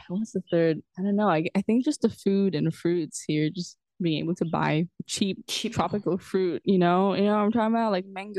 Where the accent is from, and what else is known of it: Macau; now in Mexico